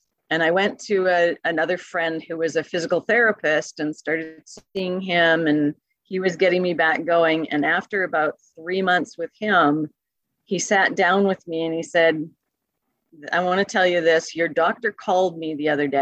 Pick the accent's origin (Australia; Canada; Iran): Canada; Calgary, Alberta; now in California, United States; I'm originally from Calgary, Alberta.